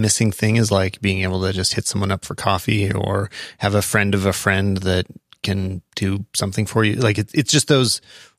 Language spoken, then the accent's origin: English; Calgary, Alberta, Canada; I'm from Calgary, but I spend most of my time on airplanes and in other bigger cities.